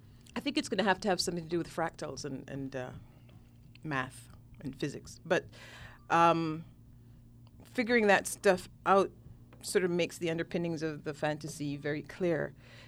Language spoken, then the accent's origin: English; Jamaica; also born or lived in Trinidad and Tobago / Guyana; I'm from Jamaica, but lived in Jamaica, Trinidad, and Guyana, and have relatives in all three.